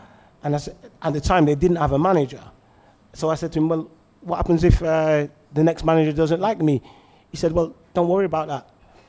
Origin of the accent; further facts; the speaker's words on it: the north of England, United Kingdom; moved away; not being a Northerner